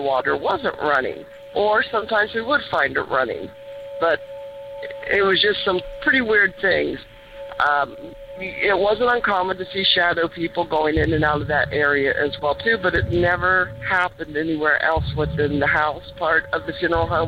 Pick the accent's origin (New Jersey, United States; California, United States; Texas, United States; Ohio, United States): Ohio, United States; Lancaster; also born or lived in Idaho; I grew up in the state of Ohio, born and raised in Lancaster